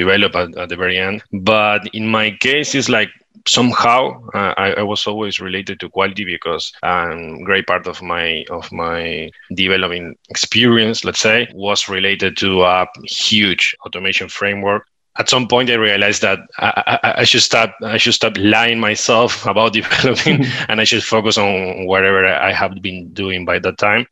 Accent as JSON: {"language": "English", "country": "Uruguay", "said": "I'm from Uruguay."}